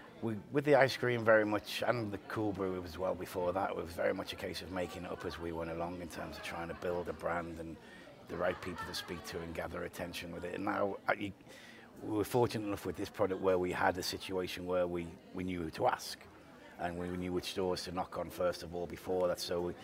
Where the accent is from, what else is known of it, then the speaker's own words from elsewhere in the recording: Liverpool, North West England, United Kingdom; now in United States; Liverpool in England.